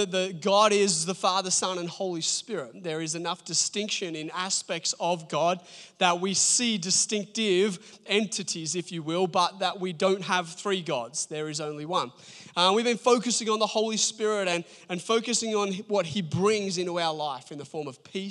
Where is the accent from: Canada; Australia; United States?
Australia; Port Macquarie, New South Wales; moved away; I grew up in Port Macquarie